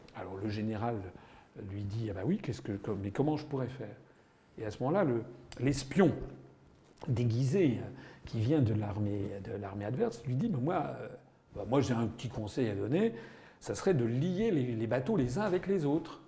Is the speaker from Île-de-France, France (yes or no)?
yes; Paris, Île-de-France, France; also born or lived in Loiret; je suis né en 1957 à Paris